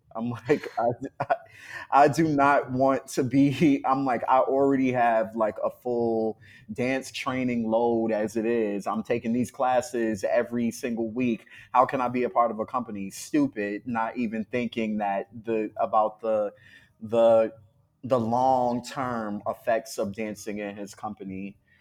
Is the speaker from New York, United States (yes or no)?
yes; New York City, New York, United States; I'm from Harlem